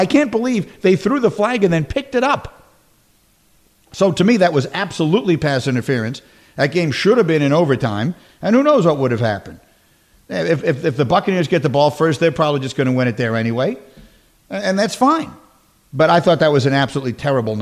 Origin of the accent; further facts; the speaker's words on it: New York, United States; I'm from New York